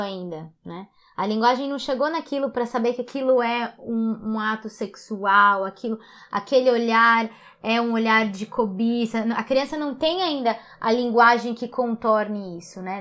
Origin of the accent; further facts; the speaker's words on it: Guarulhos, São Paulo, Brazil; Eu cresci em Guarulhos